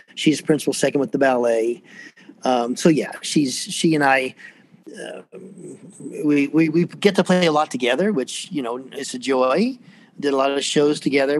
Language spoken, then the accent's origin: English; Atlanta, Georgia, United States; I grew up here, believe it or not. Uh, there aren't many of us really from from this area. I was born in Fort McPherson, which is down in East Point, south of town